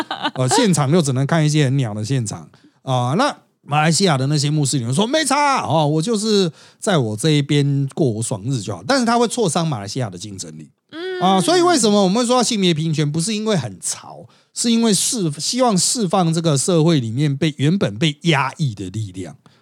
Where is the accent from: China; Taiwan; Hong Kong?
Taiwan; 我们台湾人